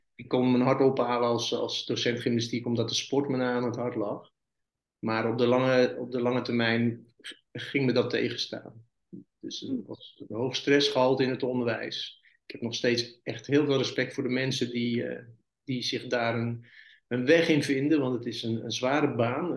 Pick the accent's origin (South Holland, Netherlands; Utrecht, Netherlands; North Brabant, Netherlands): North Brabant, Netherlands; moved away as an adult; now in Middelburg, Netherlands; Ik ben een Brabander